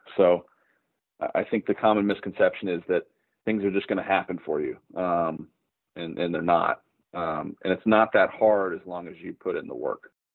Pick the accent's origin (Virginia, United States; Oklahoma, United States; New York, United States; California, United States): Oklahoma, United States; I'm from Oklahoma. Um, you know, there's not a lot of uh, film presence here, or, or wasn't when I was growing up.